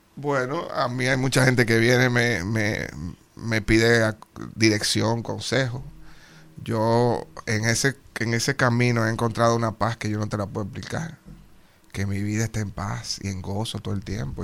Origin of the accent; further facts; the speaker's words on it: Dominican Republic; moved away; Los fajadores que somos y lo creativos que somos los dominicanos